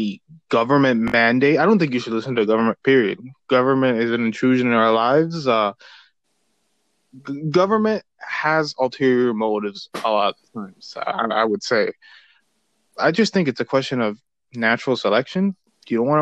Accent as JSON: {"language": "English", "country": "United States", "tie": "born or raised there", "said": "we're both Americans. We're both born here"}